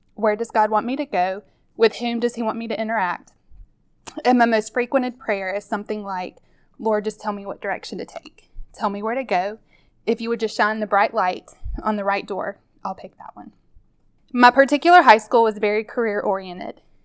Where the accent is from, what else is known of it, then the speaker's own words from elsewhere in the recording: Mississippi, United States; I grew up here in Mississippi